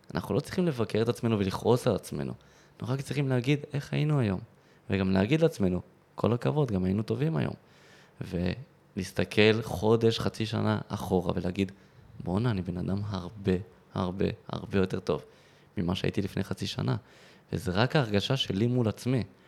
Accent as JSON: {"language": "Hebrew", "town": "Modi'in-Maccabim-Re'ut", "region": "Central District", "country": "Israel", "tie": "born or raised there", "said": "ממודיעין, ששם גרתי וגדלתי ברעות"}